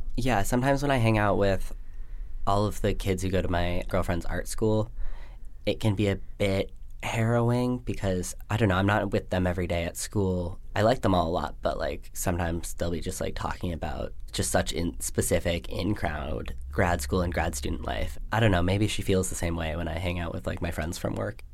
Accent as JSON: {"language": "English", "town": "Washington", "region": "District of Columbia", "country": "United States", "tie": "born or raised there", "also_born_or_lived": "Arizona / Colorado Springs, Colorado", "moved": "yes", "lives_now": "Vermont, United States", "said": "I grew up in Washington, D C"}